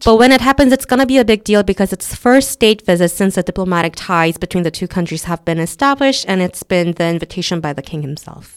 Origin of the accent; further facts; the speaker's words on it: South Korea; we're not an English-speaking country